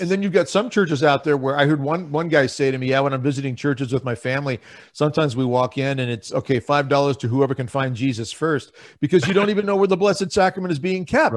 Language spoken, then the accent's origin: English; Lincoln, Nebraska, United States; I'm from Lincoln, Nebraska